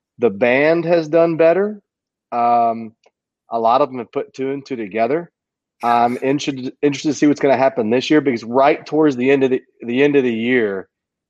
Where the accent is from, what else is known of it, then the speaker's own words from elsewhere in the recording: Texas, United States; Ripple Fest was here where I live in my hometown